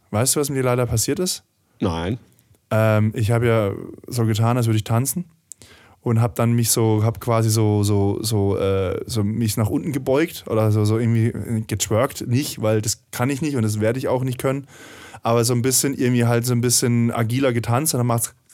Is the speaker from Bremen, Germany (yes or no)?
no; Stuttgart, Baden-Württemberg, Germany; born or raised there